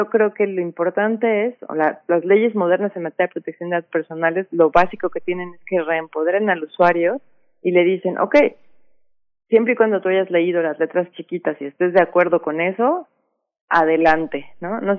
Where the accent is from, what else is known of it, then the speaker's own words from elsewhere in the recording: Mexico; o como ciudadanos mexicanos tendríamos que, aún estamos adhiriendo a su política